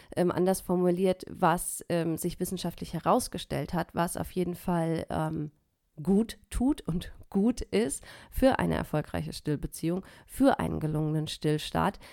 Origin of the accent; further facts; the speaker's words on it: Germany; hier bei uns in Deutschland